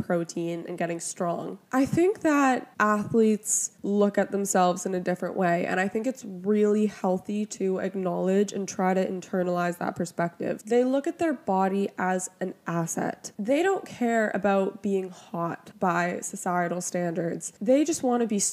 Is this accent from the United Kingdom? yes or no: no; Toronto, Ontario, Canada; I'm from Toronto